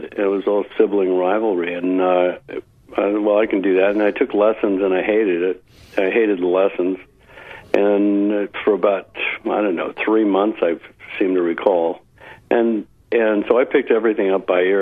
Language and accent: English; Palo Alto, California, United States; moved away as an adult; also born or lived in Seattle, Washington / Marin County / San Diego / Austin area, Texas; now in Austin, United States; I was raised in California